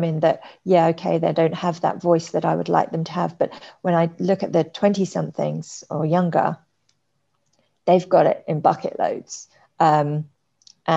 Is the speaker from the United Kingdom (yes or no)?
yes; London, United Kingdom; moved away as an adult; now in Singapore; I'm from London